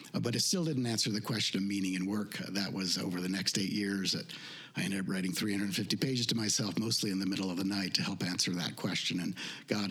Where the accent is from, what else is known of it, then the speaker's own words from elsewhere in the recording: Idaho, United States; moved away; I was raised in Idaho